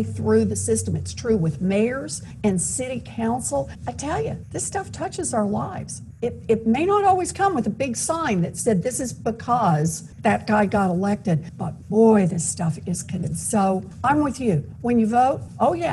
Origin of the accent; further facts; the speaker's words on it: Massachusetts, United States; I'm from Massachusetts